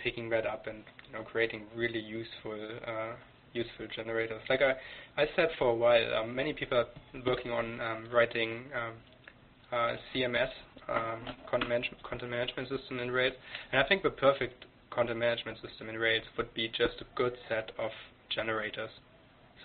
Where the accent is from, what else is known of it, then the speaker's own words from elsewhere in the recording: Germany; English is a second language; moved away as an adult; now in Canada; I'm German. I came to Canada 2-3 years ago. I grew up in Germany